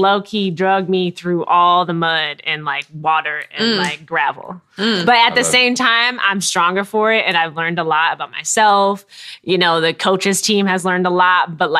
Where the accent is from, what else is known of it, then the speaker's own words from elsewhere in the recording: Minnesota, United States; now in Chicago, United States; I'm from Minnesota